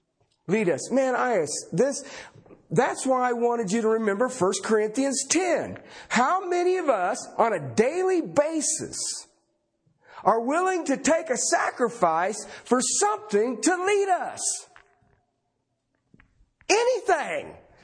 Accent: southern Ohio, United States; moved away; I grew up back in the Midwest, southern Ohio

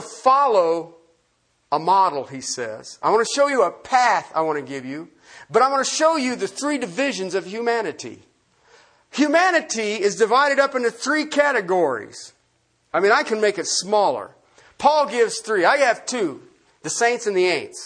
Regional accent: Ohio, United States; I grew up in Ohio

